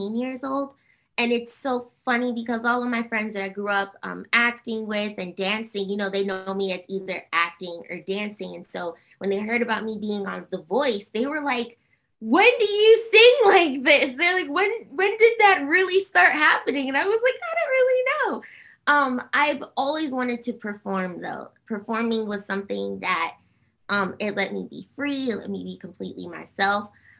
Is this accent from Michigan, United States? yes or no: no; New Jersey, United States; also born or lived in Harlem, New York; I was born in Harlem, New York. And that's like, you know, birthplace. I ride for Harlem all day, every day. And, but I grew up in going to school in New Jersey